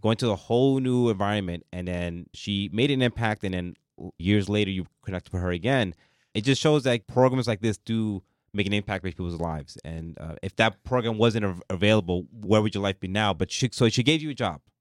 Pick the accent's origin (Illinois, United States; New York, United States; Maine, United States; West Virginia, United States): New York, United States; New York City; first language Spanish; I'm Hispanic, and, I mean, we mentioned before, like, I, my first language was Spanish, but then I went to an English school, obviously, uh, 'cause I lived in the Bronx.